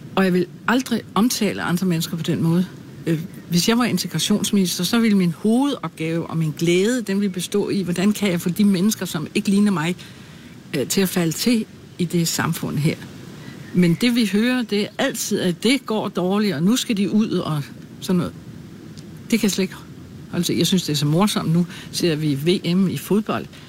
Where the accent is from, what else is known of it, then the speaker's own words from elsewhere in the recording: Birkerød, Capital Region of Denmark, Denmark; moved away as an adult; also born or lived in Glumsø / Holbæk; flyttede min mor og jeg til Birkerød, hvor jeg er vokset op